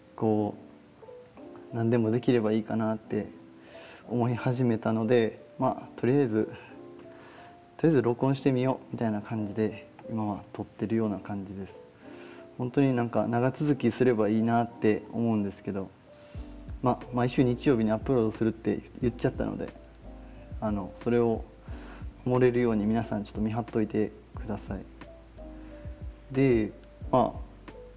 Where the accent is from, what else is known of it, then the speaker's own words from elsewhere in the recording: Osaka, Japan; moved away as an adult; also born or lived in Okinawa / Sweden; now in Texas, United States; 生まれは、えっ、ー、と天下の台所大阪生まれでしてえーと、大学までの18年間は、まあ、大阪在住